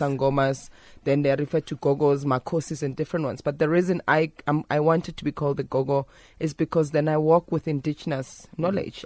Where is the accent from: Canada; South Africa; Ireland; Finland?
South Africa; Johannesburg, Gauteng; as a young woman growing up in Alexandra